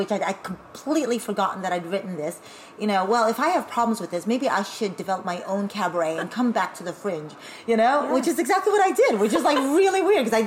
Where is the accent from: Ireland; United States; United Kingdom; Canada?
United States; now in Berlin, Germany; I'm Asian American